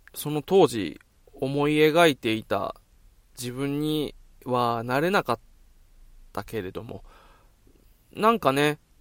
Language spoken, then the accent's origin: Japanese; Okinawa, Japan; moved away as an adult; also born or lived in Fussa, Tokyo / Omiya, Saitama; 僕地元沖縄なんですけど